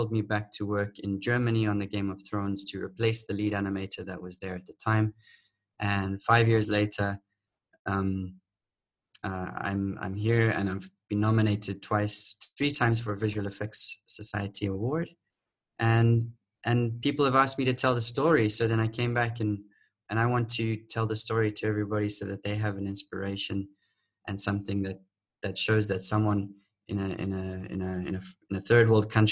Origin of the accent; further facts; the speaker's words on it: Manicaland, Zimbabwe; moved away as an adult; also born or lived in South Africa / United Kingdom; now in Mauritius; I grew up with them and their family with my biological sister in Zimbabwe.